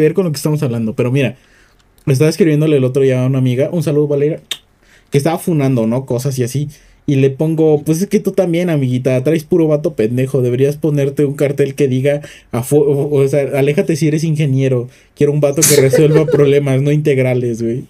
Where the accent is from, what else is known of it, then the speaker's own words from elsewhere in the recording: Oaxaca, Mexico; Yo soy Oaxaca